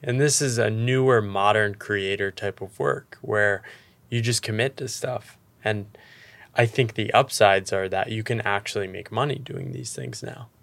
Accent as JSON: {"language": "English", "country": "United States", "tie": "born or raised there", "said": "growing up in the American economy"}